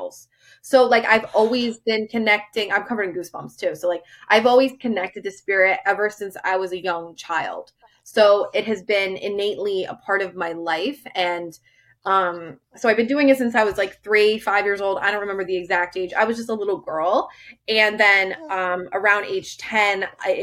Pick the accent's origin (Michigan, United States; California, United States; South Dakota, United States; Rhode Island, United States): Rhode Island, United States; I am born and raised in Rhode Island.